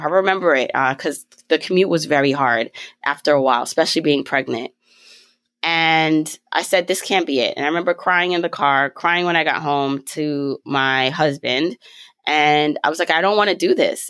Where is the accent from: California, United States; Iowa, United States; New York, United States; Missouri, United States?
New York, United States; also born or lived in Jamaica; I was raised in New York. I was raised in Brooklyn